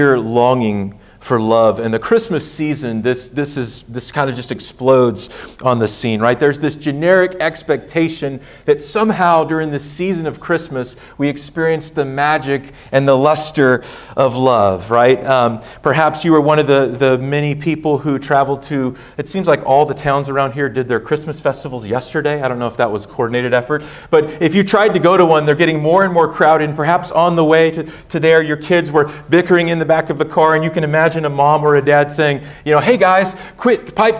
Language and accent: English; Hutto, Texas, United States; I grew up in Hutto, so not far from Georgetown